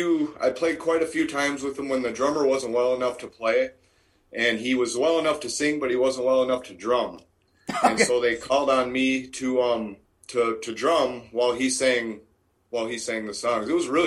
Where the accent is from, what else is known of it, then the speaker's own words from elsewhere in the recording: Minnesota, United States; Yes, all my life.